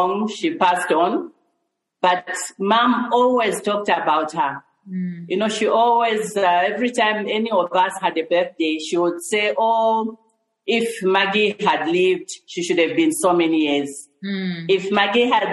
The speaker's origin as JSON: {"language": "English", "town": "Chingola", "region": "Copperbelt Province", "country": "Zambia", "tie": "born or raised there", "moved": "yes", "lives_now": "Lusaka, Zambia", "said": "I grew up in Chingola."}